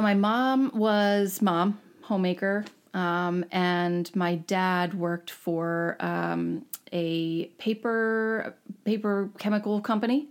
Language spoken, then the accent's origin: English; Jacksonville, Florida, United States; born or raised there; moved away; also born or lived in Bucks County, Pennsylvania / Ithaca, New York / Woodstock, New York / New Jersey